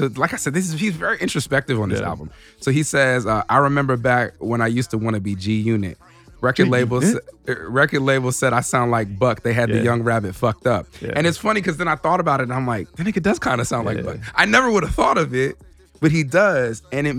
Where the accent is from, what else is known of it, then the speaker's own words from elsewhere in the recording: Chicago, Illinois, United States; And it takes me back to being a young kid growing up in Chicago, you know?